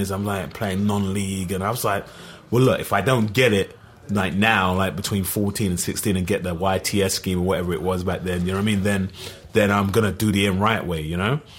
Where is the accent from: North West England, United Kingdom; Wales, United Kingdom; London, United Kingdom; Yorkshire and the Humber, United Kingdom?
North West England, United Kingdom; Liverpool; accent: Scouse; You know, so I'm a Liverpool fan, as you can tell from my accent, Scouser.